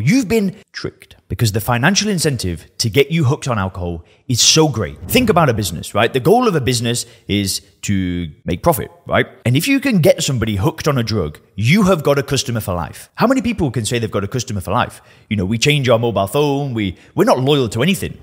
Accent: Lancashire, North West England, United Kingdom; I'm from Lancashire in the northwest of England

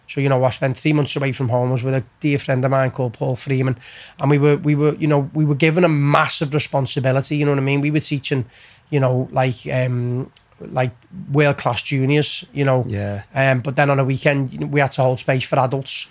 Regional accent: Liverpool, North West England, United Kingdom; also born or lived in County Road, Liverpool / Texas; we built a house in Keswick Way, in Bowring Park in L16. Um, so we moved there

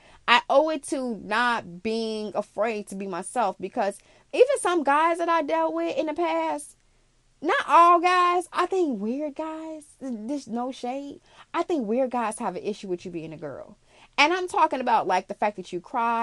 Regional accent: Chicago, Illinois, United States; also born or lived in Arizona; I'm an international girl, yes, but I'm from Chicago

